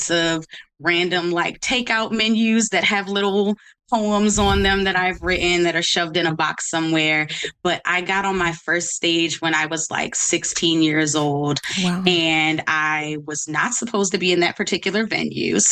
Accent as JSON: {"language": "English", "town": "Baltimore", "region": "Maryland", "country": "United States", "also_born_or_lived": "Washington, District of Columbia, United States", "said": "I'm from Baltimore, DC is really where my like social life is and where my queer upbringing kind of happened"}